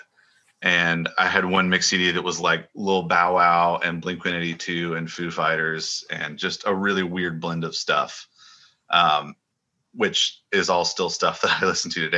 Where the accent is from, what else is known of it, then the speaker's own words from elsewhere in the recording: Sanford, North Carolina, United States; now in Nashville, United States; growing up in Sanford